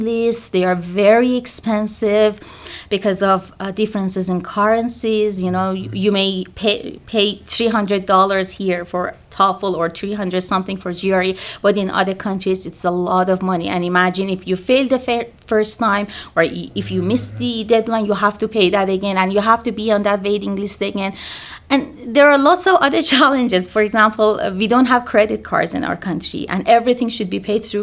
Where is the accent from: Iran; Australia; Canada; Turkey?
Iran; moved away as an adult; now in United States; So I'm from Iran and I did my bachelor in occupational therapy in Iran